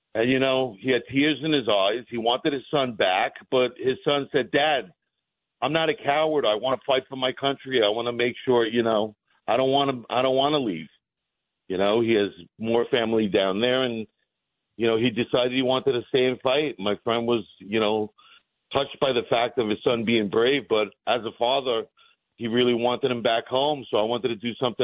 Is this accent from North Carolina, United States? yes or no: no; Syosset, New York, United States; also born or lived in Greece; I grew up in Syosset, Woodbury. I mean, I was probably like one of five Greek kids over there, and you know, they took us in, and you know, I came off the boat.